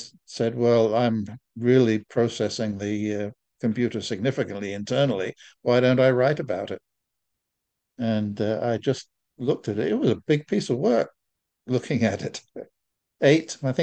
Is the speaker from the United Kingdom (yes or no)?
yes; England, United Kingdom; moved away as an adult; now in United States; I'm English by definition, but I'm American by official status